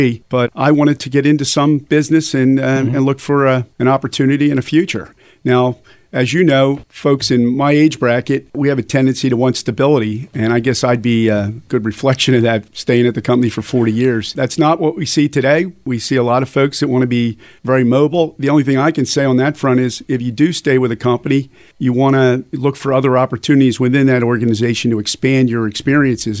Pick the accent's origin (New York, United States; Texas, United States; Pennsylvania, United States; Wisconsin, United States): Pennsylvania, United States; Upper Southampton; I grew up in Upper Southampton, which is in Bucks County